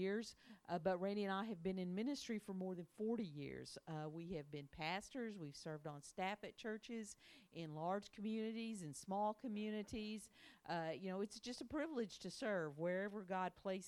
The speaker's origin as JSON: {"language": "English", "region": "Arkansas", "country": "United States", "moved": "yes", "lives_now": "Springfield, Missouri, United States", "said": "we are originally from Arkansas, the state of Arkansas, or Arkansas"}